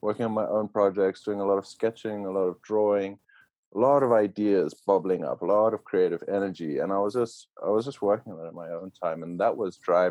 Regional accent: Zimbabwe; moved away as an adult; now in United States; we were lucky to grow up in Zimbabwe

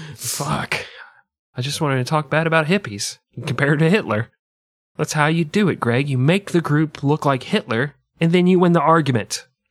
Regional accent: United States; I'm American and arrogant

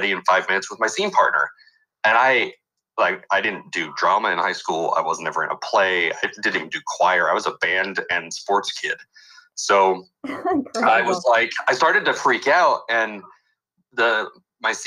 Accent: Selma, California, United States; I was in Central California and in the raisin capital of the world, Selma.

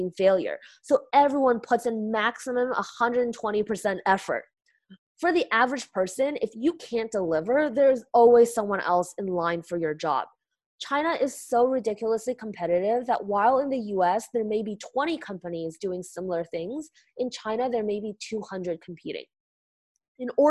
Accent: Canada; now in United States; as a Canadian, Chinese, working in the US

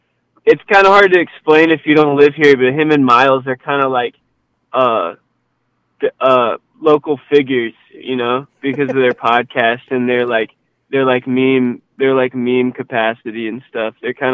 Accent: Louisiana, United States; but in like I'm originally from Louisiana, so it's like that there.

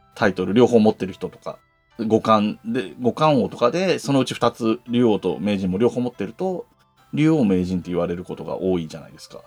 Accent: Yamanashi, Japan; now in Tokyo, Japan; 僕の故郷でもある山梨県

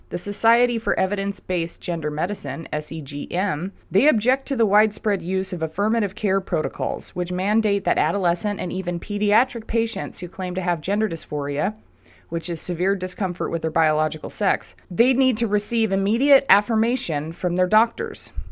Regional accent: Southern California, United States; I grew up in Southern California schools

